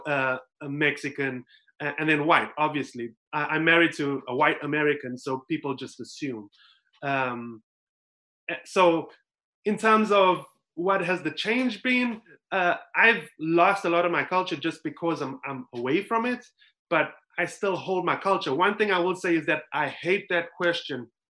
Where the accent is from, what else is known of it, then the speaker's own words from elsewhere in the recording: South Africa; moved away as an adult; now in United States; growing up in South Africa, so I grew up in a, um, a community that was well, it was completely colored.